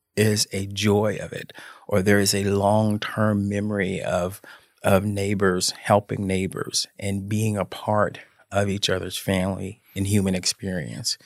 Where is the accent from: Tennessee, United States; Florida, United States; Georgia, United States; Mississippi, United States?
Tennessee, United States; Memphis; I grew up in Memphis, in the Cordova section of Memphis